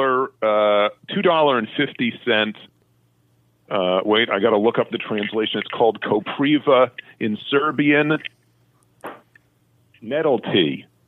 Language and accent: English; New York City, New York, United States; now in Vancouver, Canada; I'm from Brooklyn